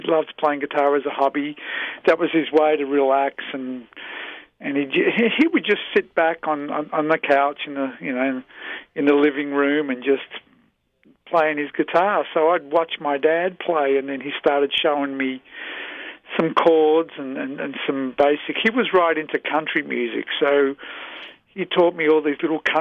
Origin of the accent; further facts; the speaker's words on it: Melbourne, Victoria, Australia; moved away as an adult; also born or lived in Chicago; now in United States; I was born and raised in Melbourne, Australia